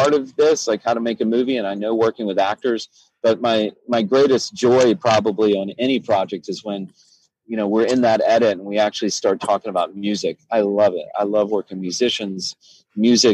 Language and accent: English; South Carolina, United States; also born or lived in Tennessee; I was born in Tennessee, but I grew up in South Carolina